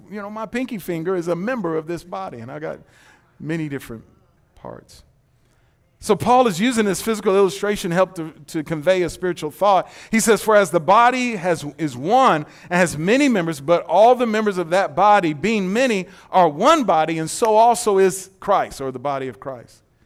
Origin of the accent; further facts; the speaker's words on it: Detroit, Michigan, United States; now in Texas, United States; I'm not from Texas. I'm from Detroit.